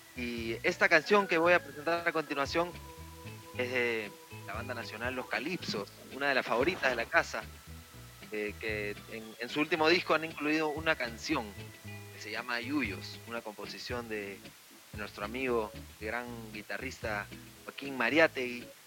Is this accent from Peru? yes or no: yes; Lima, Peru; volvemos a, Perú, volvemos a nuestra ciudad de Lima